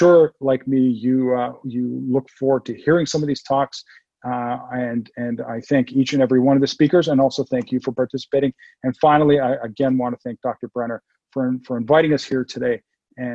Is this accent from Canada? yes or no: yes; Toronto, Ontario, Canada; moved away as an adult; now in San Diego, United States; I'm from Toronto. I was born and raised in Toronto